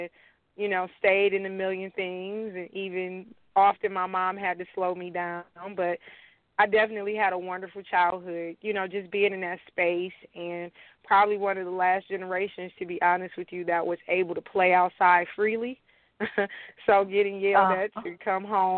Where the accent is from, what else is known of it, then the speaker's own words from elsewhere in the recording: Detroit, Michigan, United States; I am from Dexter in the Joy Road area